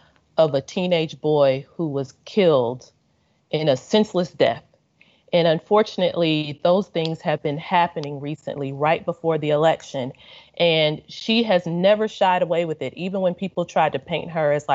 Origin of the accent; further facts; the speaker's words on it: Kentucky, United States; now in Washington, D.C. area, United States; Kentucky, my home state